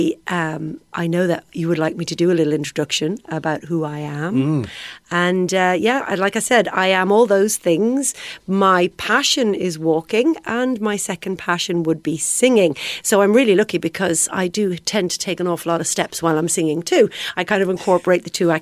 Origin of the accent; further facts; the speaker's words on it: Ireland; I'm Irish.